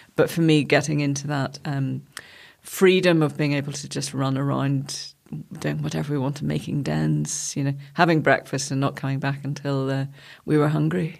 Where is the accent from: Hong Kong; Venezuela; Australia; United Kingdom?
United Kingdom; Gilford, Northern Ireland; born or raised there; moved away as an adult; also born or lived in London